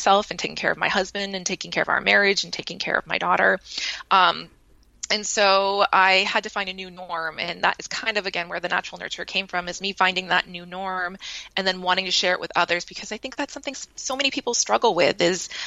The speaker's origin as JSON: {"language": "English", "region": "Maine", "country": "United States", "tie": "born or raised there", "moved": "yes", "lives_now": "San Diego, United States", "said": "I grew up in Maine, but I live in San Diego now with my husband and my daughter."}